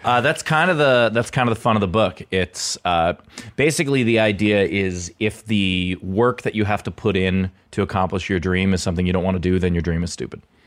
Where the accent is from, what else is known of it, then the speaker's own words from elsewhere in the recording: New York City, New York, United States; moved away as an adult; also born or lived in Los Angeles; now in Pittsburgh, United States; born and raised in, uh, in Queens